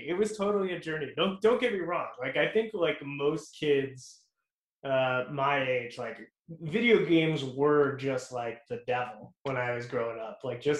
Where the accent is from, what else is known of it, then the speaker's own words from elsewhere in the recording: Houston, Texas, United States; moved away as an adult; also born or lived in Maryland / Dallas, Texas; now in Los Angeles, United States; I grew up in Houston, and then I moved up to Dallas for college